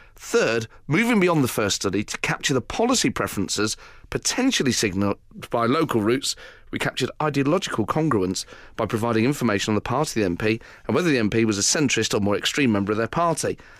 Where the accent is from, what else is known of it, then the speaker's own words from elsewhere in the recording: Nottingham, East Midlands, United Kingdom; I'm from Nottingham